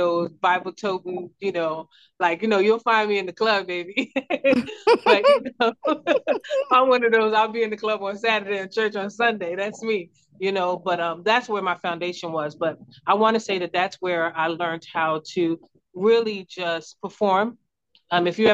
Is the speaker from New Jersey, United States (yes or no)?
yes; Newark, New Jersey, United States; also born or lived in Brooklyn, New York / East Orange, New Jersey; I was born in Brooklyn, New York, raised in New Jersey